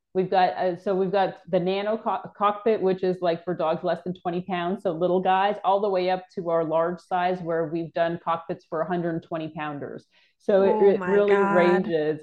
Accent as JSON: {"language": "English", "town": "Toronto", "region": "Ontario", "country": "Canada", "tie": "born or raised there", "moved": "yes", "said": "I'm originally from Canada. I grew up in Toronto."}